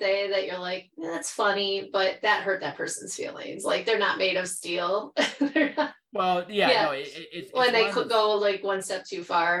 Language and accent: English; Michigan, United States; moved away as an adult; also born or lived in Jackson, Michigan / Traverse City, Michigan / Ann Arbor, Michigan / Twentynine Palms, California; now in California, United States; at least where I'm from Michigan. So like a lot of my youth, I grew up in Jackson for half like my childhood. And then I went up to Traverse City, Michigan, and then Ann Arbor.